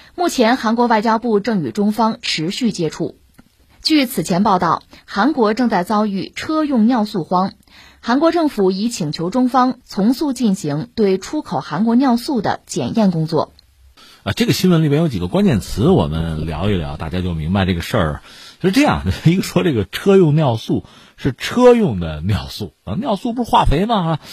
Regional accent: China; 我们中国人也是见过世面的。

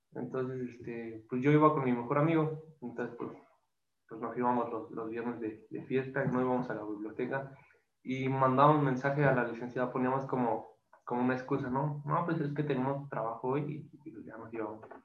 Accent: Toluca, State of Mexico, Mexico; como yo soy de Toluca

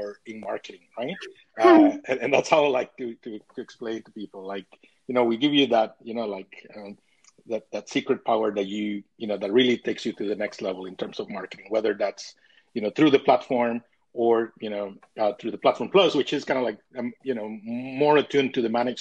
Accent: Costa Rica; now in North East England, United Kingdom; I'm originally from Costa Rica, now based in the northeast of England

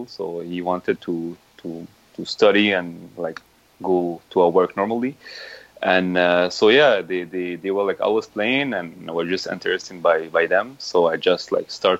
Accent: Montreal, Quebec, Canada; English is a second language; also born or lived in Casablanca, Morocco; I came in Montreal when I was 7 years old. So I was born in Morocco. Casablanca, and I went to Canada when I was 7 years old with all my family

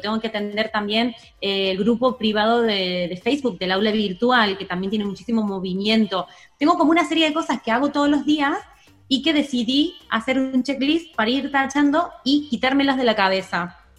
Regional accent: Argentina; moved away as an adult; now in Spain; soy una argentina que lleva 15 años en España

